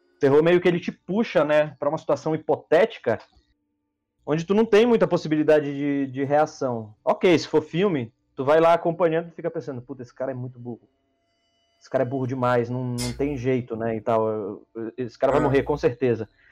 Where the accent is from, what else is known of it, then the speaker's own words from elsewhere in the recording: Belém, Pará, Brazil; now in São Paulo, Brazil; eu sou de Belém do Pará. Mais de 3 mil quilômetros daqui de São Paulo